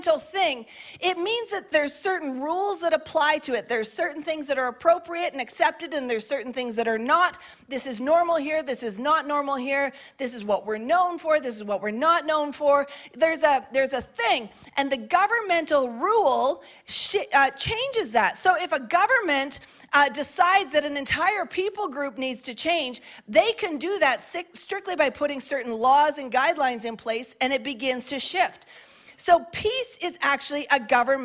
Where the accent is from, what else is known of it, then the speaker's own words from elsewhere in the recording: Canada; as a Canadian